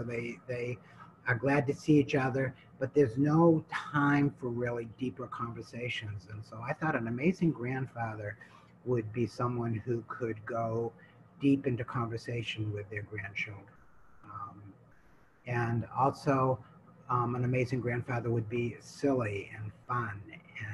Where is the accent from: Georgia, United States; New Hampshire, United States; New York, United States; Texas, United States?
New Hampshire, United States; I come from New Hampshire, and I was over on the West Coast